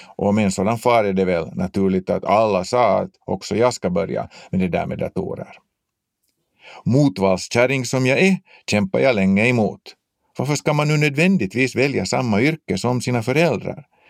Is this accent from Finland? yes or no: yes; Finland; Som finlandssvenskar är vi från början utsatta för mångspråkighet